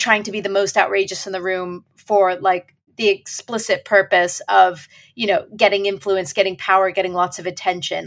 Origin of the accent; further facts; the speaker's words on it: California, United States; I'm from California.